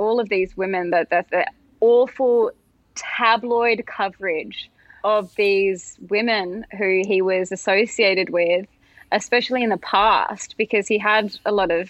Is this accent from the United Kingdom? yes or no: no; Australia; We have the same machinations or similar machinations here in Australia. And throughout my year as Australian of the Year in 2021, I saw a lot of that too.